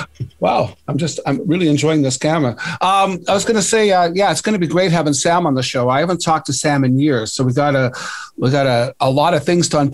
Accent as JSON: {"language": "English", "town": "Sault Ste. Marie", "region": "Ontario", "country": "Canada", "said": "I'm from Sault Ste. Marie, Ontario. Our whole ethnic community was so tiny."}